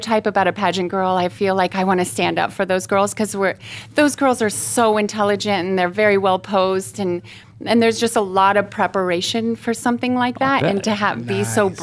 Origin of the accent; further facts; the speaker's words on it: Hamburg, Iowa, United States; I was born in Hamburg, Iowa